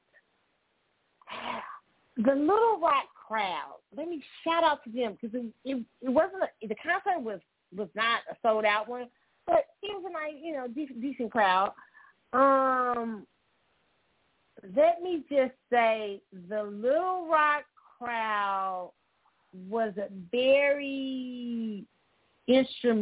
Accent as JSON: {"language": "English", "town": "Kansas City", "country": "United States", "tie": "born or raised there", "said": "my hometown, Kansas City"}